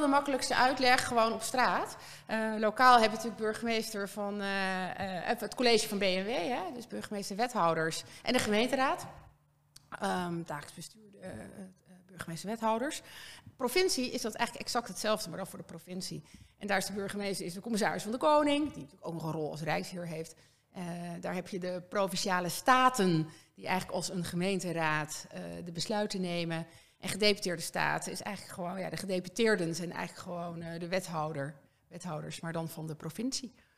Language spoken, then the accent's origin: Dutch; Castricum, North Holland, Netherlands; also born or lived in Oldenzaal / Harderwijk; ik eh, ben opgegroeid in Kastricum. Ik ben geboren in Orenzaal, maar ik was heel jong